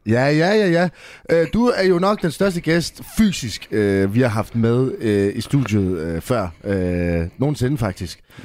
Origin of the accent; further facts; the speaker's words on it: Jutland, Denmark; now in Copenhagen, Denmark; jeg er jo jyde, men jeg bor i København